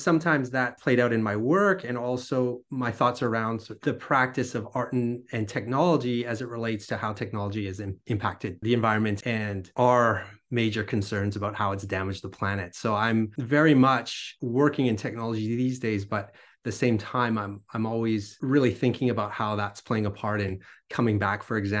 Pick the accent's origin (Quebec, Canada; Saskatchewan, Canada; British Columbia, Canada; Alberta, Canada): British Columbia, Canada; born there; I was born on Vancouver Island, so on an island, and kind of surrounded by nature